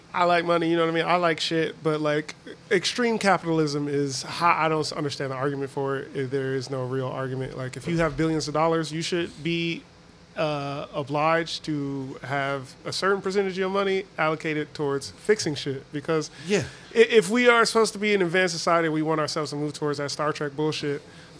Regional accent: Detroit, Michigan, United States; I'm from Detroit.

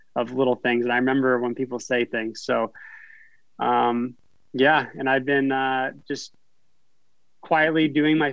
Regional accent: a small town in Northern California, United States; moved away as an adult; now in Idaho, United States; I was from a small town in Northern California. And I grew up in an area where I could ride my BMX bike downtown and feel safe

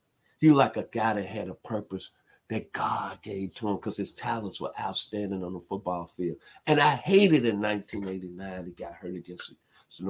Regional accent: Memphis, Tennessee, United States; thank you for playing in my hometown

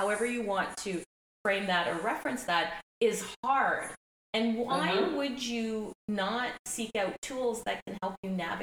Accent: Ontario, Canada; My family's from Barbados, emigrated to Canada, and my parents emigrated to Canada in the 60s, and I was born here

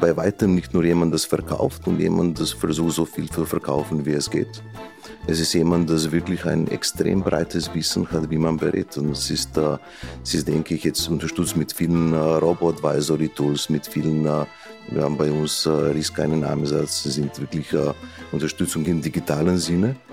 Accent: Slovenia; German is a second language; moved away as an adult; now in Vienna, Austria; wurde in Slowenien geboren und mhm. habe auch die ersten Jahre, ne, die, die bis zur Mittelschule in Slowenien gelebt

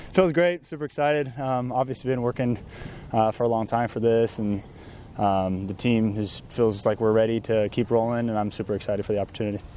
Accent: Southern California, United States; growing up in Southern California

